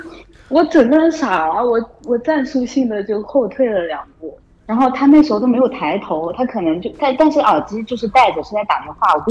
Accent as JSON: {"language": "Chinese", "town": "Jinhua", "region": "Zhejiang", "country": "China", "said": "嗯？，江江浙江人，浙江金华人。"}